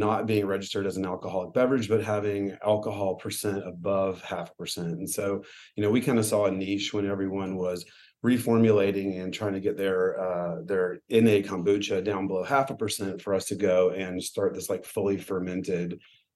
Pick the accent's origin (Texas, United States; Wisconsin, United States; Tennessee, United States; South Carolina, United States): Tennessee, United States; also born or lived in Northern California; now in San Diego, United States; I grew up in Tennessee